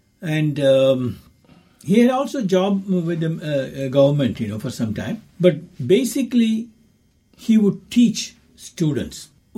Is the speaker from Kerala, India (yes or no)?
yes; Ernakulam, Kerala, India; also born or lived in Chennai, Tamil Nadu, India; now in Dunedin, New Zealand; Kerala, I was born. I was born in Ernakulam.